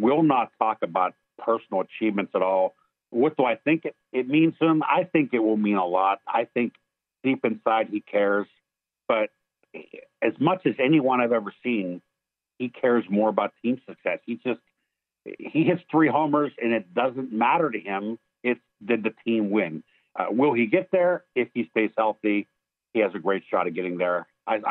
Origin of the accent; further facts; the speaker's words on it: Pittsburgh, Pennsylvania, United States; I grew up in Pittsburgh